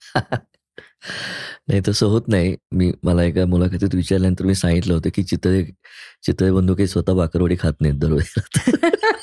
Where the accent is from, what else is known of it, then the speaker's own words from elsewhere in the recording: Pune, Maharashtra, India; मी शनिवार पेठेमधला मुलगा आहे मी तिथेच वाढलो पहिली बारा चौदा वर्ष